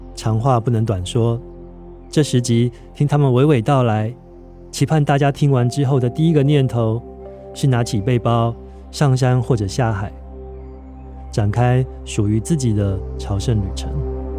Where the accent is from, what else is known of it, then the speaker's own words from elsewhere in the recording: Taiwan; 这座孕育我的海岛